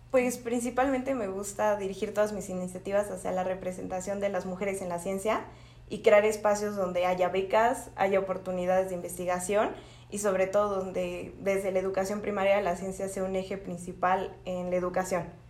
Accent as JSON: {"language": "Spanish", "country": "Mexico"}